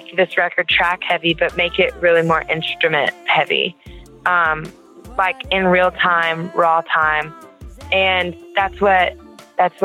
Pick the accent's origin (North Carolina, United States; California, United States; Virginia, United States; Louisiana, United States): Louisiana, United States; I'm from Louisiana, and you know, you go into any music place in Louisiana and it is alive.